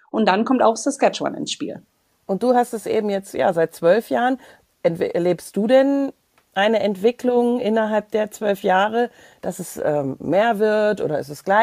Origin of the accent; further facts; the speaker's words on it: Krefeld, North Rhine-Westphalia, Germany; also born or lived in Moers; Ja, dann aber liebe Grüße in meine alte Heimat, äh, äh Krefeld, Krefeld-Uerdingen, äh, das ganze Thema äh, Niederrhein. Ähm, ich habe ja lange in Mörs gelebt.